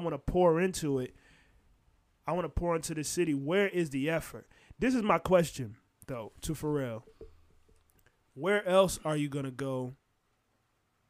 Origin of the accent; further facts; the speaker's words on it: Virginia, United States; we're from Virginia